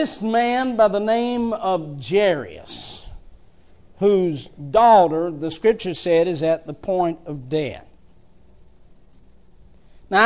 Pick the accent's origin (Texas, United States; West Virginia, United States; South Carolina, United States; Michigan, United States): West Virginia, United States; I was raised in West Virginia.